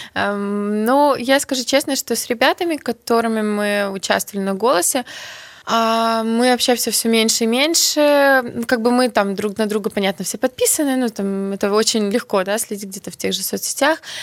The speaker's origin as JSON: {"language": "Russian", "country": "Belarus", "first_language": "Belarusian", "moved": "as an adult", "lives_now": "Kyiv, Ukraine", "said": "у нас будут выходить песни на белорусском языке. Но ну, как бы все равно это мой родной язык"}